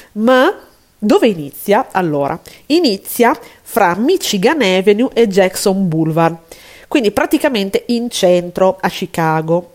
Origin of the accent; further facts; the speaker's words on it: Italy; siamo italiane